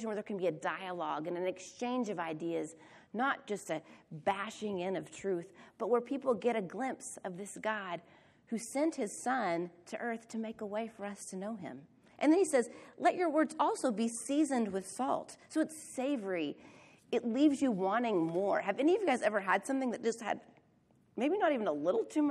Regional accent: Oklahoma, United States; Angela and I grew up in Oklahoma

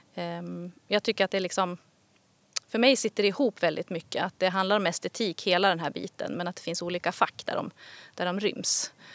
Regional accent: Kramfors, Västernorrland County, Sweden; also born or lived in Gothenburg / Stockholm; now in Härnösand, Sweden; jag kommer ju från Kramfors men har bott iväg i liksom många år

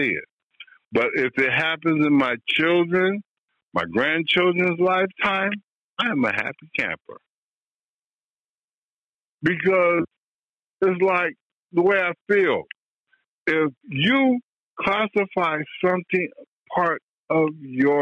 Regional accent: West Coast, United States; I'm from the West Coast. My rearing is different from where you are in West Virginia.

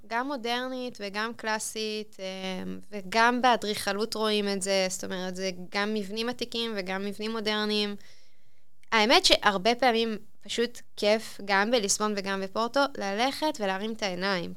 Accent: Israel; אנחנו ישראלים

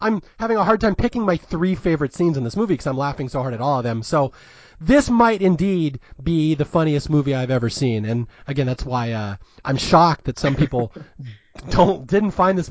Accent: Southern California, United States; I'm from Southern California

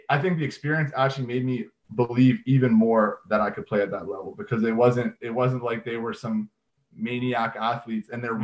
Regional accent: Canada; I came out of high school. I went to U Sports, and I was Canadian

